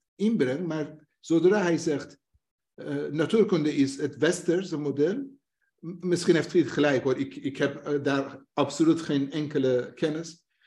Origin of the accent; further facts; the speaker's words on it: northern Iran, Iran; Dutch is a second language; now in Netherlands; ik kom zelf uit het platteland. Een dorp heeft een ordus en een structuur. Je hebt een hoofdstam en je hebt vrouwelijke. Eh, ik kom uit Noord-Iran